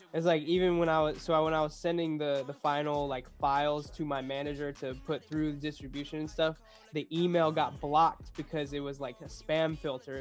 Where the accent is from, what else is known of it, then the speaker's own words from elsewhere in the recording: Cleveland, Ohio, United States; moved away as an adult; also born or lived in Boston; now in Los Angeles, United States; I'm from Cleveland, Ohio